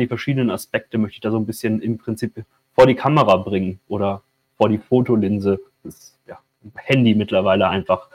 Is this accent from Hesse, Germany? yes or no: no; Würzburg, Bavaria, Germany; es ist meine Heimatstadt